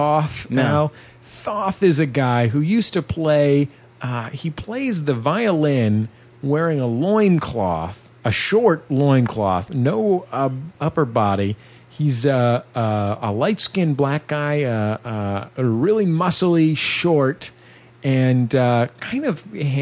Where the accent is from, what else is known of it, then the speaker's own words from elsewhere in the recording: San Francisco, California, United States; when I was growing up in the San Francisco's Hanselman Historic Mission District